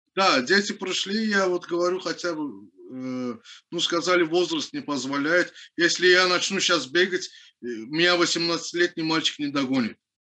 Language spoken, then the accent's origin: Russian; Baku, Azerbaijan; я родился в городе Баку, в поселке Пиршаги